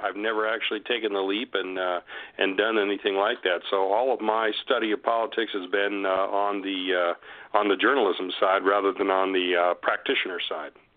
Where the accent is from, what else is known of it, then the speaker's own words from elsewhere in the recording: Huntington Beach, California, United States; moved away as an adult; also born or lived in Pomona / Sacramento / San Bernardino; now in Las Vegas, United States; my hometown of Huntington Beach, California